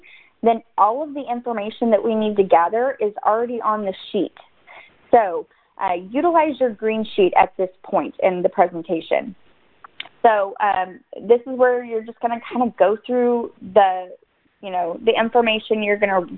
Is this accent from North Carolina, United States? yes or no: no; Dallas, Texas, United States; I am from the Dallas area